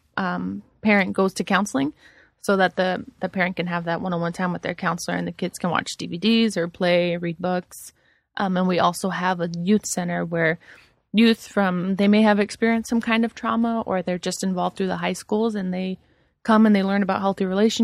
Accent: Alhambra, California, United States; also born or lived in San Diego; I'm from L.A., from Alhambra

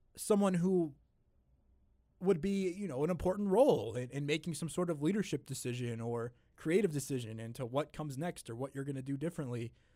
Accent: just outside of Chicago, Illinois, United States; I'm, I'm just outside of Chicago

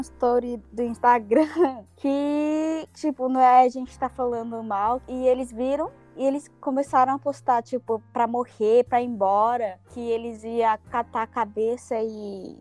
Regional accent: Japan; como eu nasci no Japão, moro no Japão, eu cresci no Japão

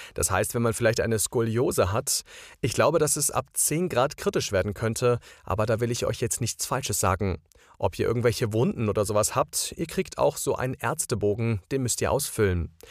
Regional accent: Heidelberg, Baden-Württemberg, Germany; Ich komme aus Heidelberg in Baden-Württemberg.

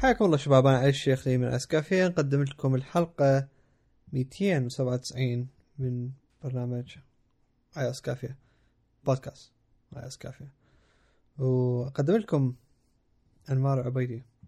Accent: Iraq; moved away; also born or lived in Jordan; انا افتخر اني عراقي

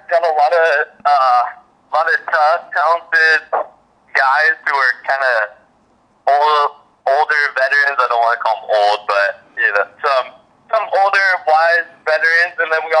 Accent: Alaska, United States; now in Oregon, United States; I got the Alaska toughness in me. So I grew up fishing my whole life and doing all that stuff.

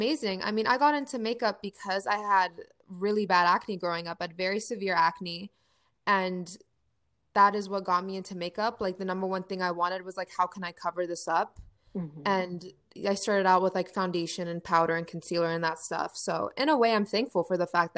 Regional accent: Ohio, United States; I'm from Ohio

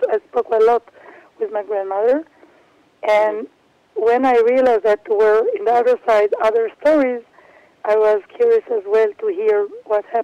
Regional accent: Netherlands; English is a second language; now in Israel; As I was born in Holland to a non Jewish mother and a Jewish father

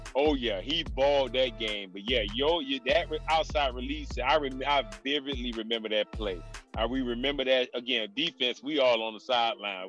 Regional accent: Miami, Florida, United States; moved away; I'm a Miami kid

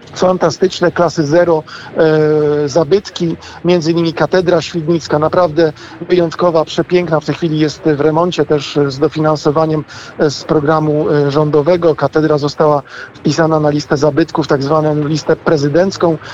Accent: Wałbrzych region, Lower Silesian Voivodeship, Poland; pochodzę e, z regionu wałbrzyskiego

